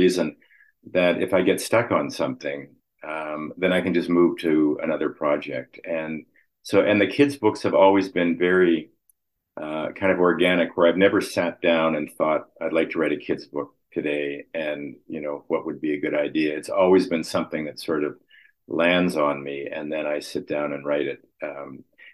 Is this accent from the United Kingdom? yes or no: no; Winnipeg, Manitoba, Canada; moved away; also born or lived in Toronto; I grew up in Winnipeg.